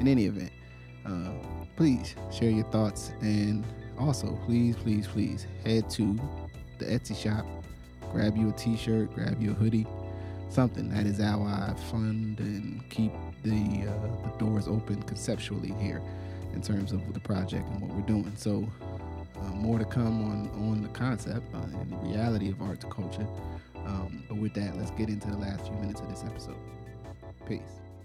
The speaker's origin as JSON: {"language": "English", "town": "Willingboro", "region": "New Jersey", "country": "United States", "tie": "born or raised there", "also_born_or_lived": "Trenton, New Jersey", "moved": "as an adult", "said": "growing up in Willingboro was a big motivation for me not to want to live in Willingboro"}